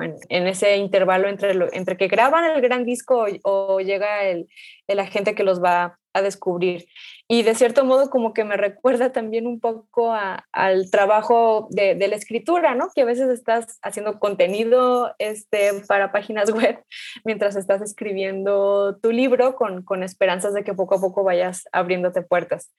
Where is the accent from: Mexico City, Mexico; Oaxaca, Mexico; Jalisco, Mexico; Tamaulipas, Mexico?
Jalisco, Mexico; Guadalajara; yo nací aquí, pero mi familia viene de Michoacán